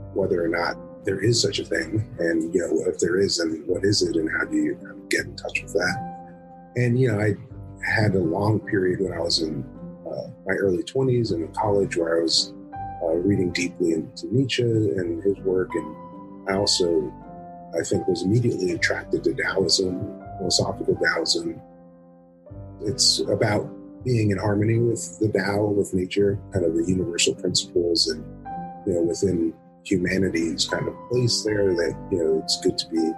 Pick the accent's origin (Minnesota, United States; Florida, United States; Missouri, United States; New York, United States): Florida, United States; Miami Shores; growing up in Miami Shores